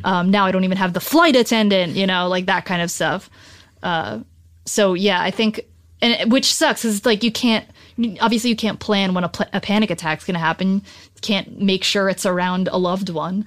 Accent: New Jersey, United States; moved away as an adult; now in Los Angeles, United States; I'm from New Jersey originally, but, um, my whole family moved out here, um, after me

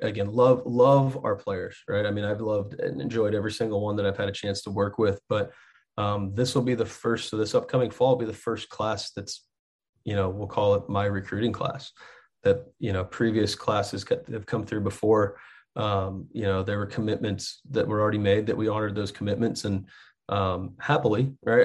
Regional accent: Texas, United States; moved away as an adult; now in Muncie, United States; I grew up in Texas

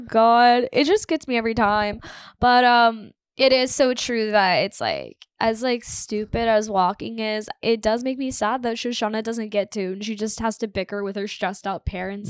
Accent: United States; also born or lived in Toronto; I'm from America

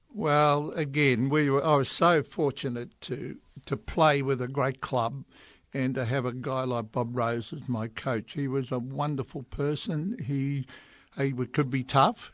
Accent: Melbourne, Victoria, Australia; growing up in West Heidelberg, which a real working class, young Aussie family starting off in life

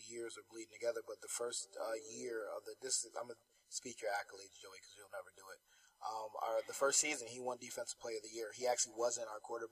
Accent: New Jersey, United States; moved away as an adult; also born or lived in North Carolina; now in Florida, United States; I'm from New Jersey

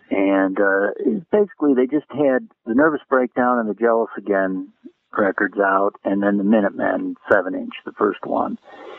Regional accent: Naperville, Illinois, United States; moved away as an adult; also born or lived in Hollywood; Well, I grew up in Naperville, Illinois, outside of Chicago, and I wasn't interested in college.

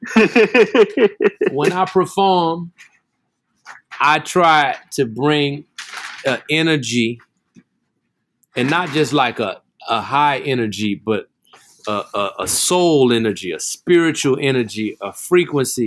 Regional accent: New Orleans, Louisiana, United States; I grew up in New Orleans.

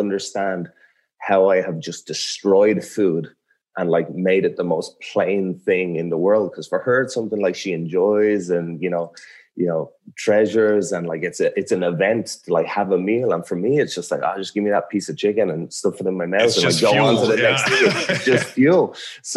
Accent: Ireland; I'm like from a small, like little fishing village in Ireland.

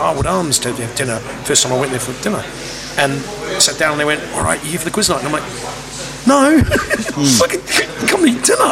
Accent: New Zealand; moved away; I'm from New Zealand

